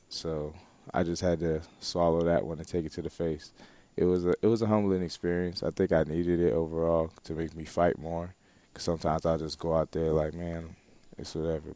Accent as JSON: {"language": "English", "area": "Broward County", "region": "Florida", "country": "United States", "tie": "born or raised there", "said": "I grew up in Broward County, Florida"}